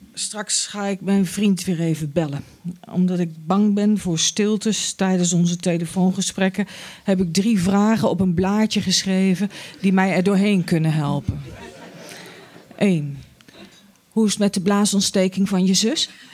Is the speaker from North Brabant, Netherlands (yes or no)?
no; Utrecht, Netherlands; ik ben opgegroeid in Kanaleiland